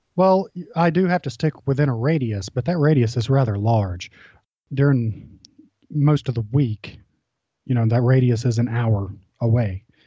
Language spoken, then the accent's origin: English; Georgia, United States; I'm from Georgia